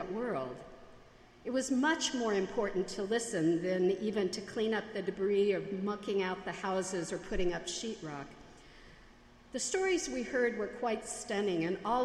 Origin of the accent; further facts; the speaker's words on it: United States; accent: Yankee; my Yankee accent